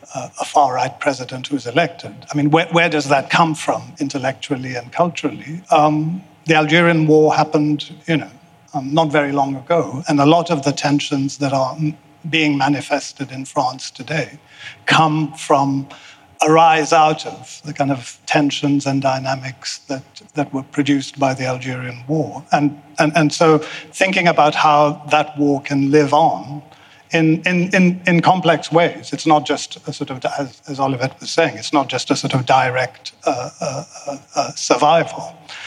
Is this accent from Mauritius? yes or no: yes; Mauritius; I was born in Mauritius.